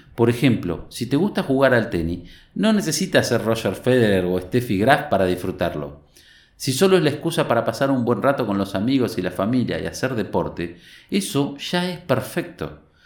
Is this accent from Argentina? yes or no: yes; Tandil, Buenos Aires Province, Argentina; Nací y vivo en Tandil